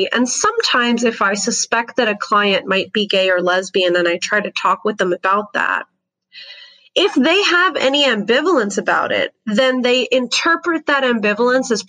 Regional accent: Canada; also born or lived in United States; And my, my parents are from Egypt, but I grew up in Canada and the US.

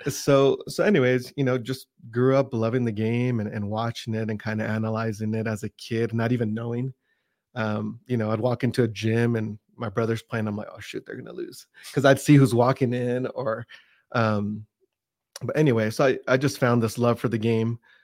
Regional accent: Pasadena, California, United States; now in Utah, United States; I grew up in the, in the San Gabriel Valley, which is the Pasadena area

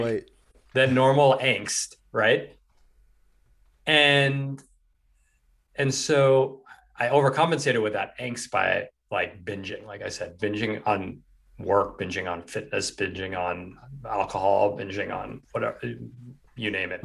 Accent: New York City, New York, United States; I grew up in New York City

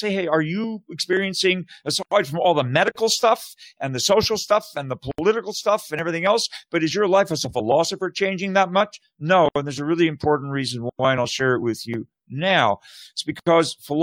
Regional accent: Canada; moved away as an adult; now in United States; I'm originally from Canada. And most I've been in the States for 25 years now, and I'm naturalized

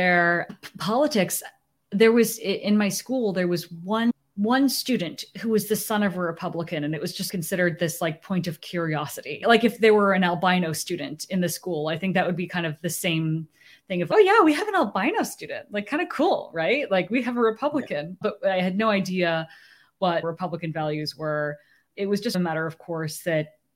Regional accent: San Francisco Bay Area, California, United States; also born or lived in Japan; I was born in Japan. That's right. Made in Japan. And they moved back to the United States after my first birthday, where they returned to the Bay Area, where both of them grew up

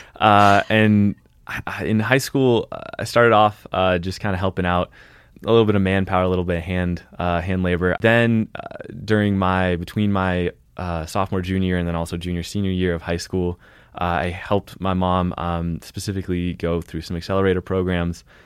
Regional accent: Olympia, Washington, United States; moved away as an adult; also born or lived in Boston; now in Montana, United States; I was born in Boston, uh, where my parents were at grad school and then had some jobs and, uh, grew up mostly in Olympia, Washington

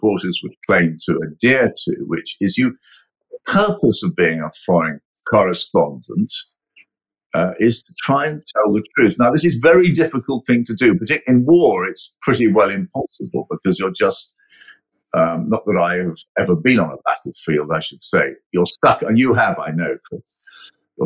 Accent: United Kingdom; I'm a British citizen

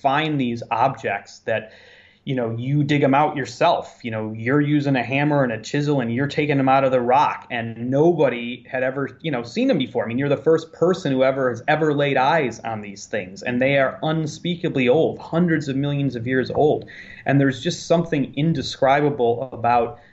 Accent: Chicago, Illinois, United States; moved away; growing up in the Midwest

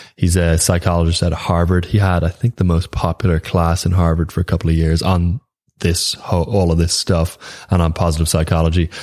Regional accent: Ireland; being Irish

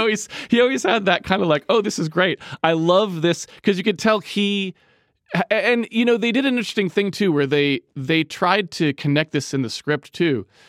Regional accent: Massachusetts, United States; I am from Massachusetts

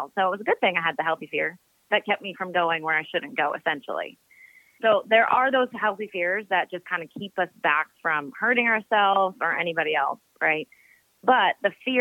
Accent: Minnesota, United States; moved away; also born or lived in Phoenix, Arizona; I was born in Phoenix, Arizona, but raised in Minnesota

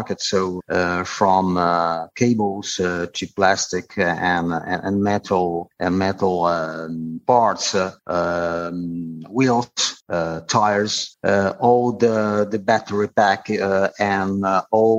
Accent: Turin, Piedmont, Italy; moved away as an adult; also born or lived in Reggio Emilia; my hometown Turin

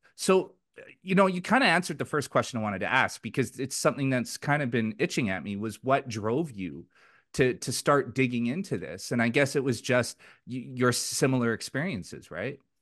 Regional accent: Richmond, British Columbia, Canada; also born or lived in Vancouver; in my community where I grew up in Richmond

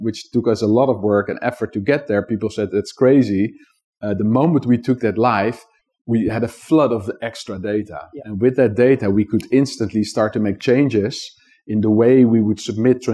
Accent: Netherlands; I grew up in the Netherlands

